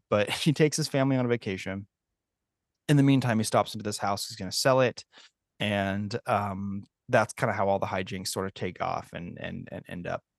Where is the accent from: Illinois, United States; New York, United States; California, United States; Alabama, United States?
California, United States; San Francisco; so I grew up in the San Francisco area.